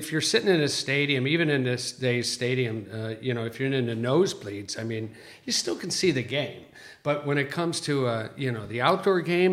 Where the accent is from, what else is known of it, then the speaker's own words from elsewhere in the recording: Chicago, Illinois, United States; now in Southern California, United States; as a kid growing up in Chicago